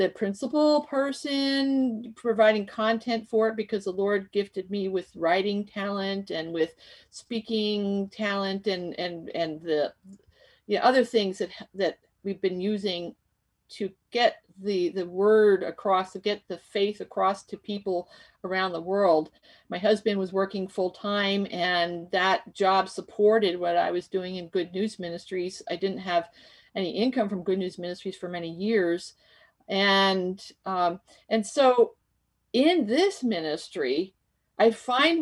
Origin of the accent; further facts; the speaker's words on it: Bethlehem, Pennsylvania, United States; I was born in Bethlehem.